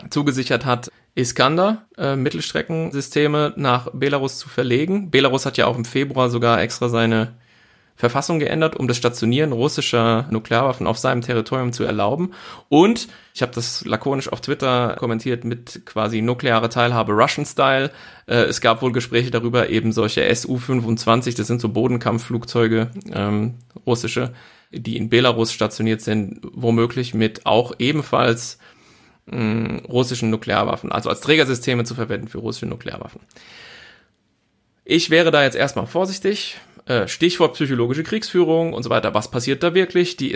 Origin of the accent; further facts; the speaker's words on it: Hesse, Germany; Ich bin quasi am Ende des Fulda Gaps aufgewachsen. Vielleicht bin ich deswegen so, wie ich bin.